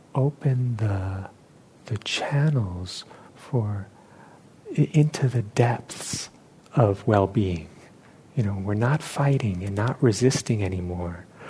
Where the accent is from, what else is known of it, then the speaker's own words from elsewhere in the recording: New York City, New York, United States; moved away; where I grew up in New York City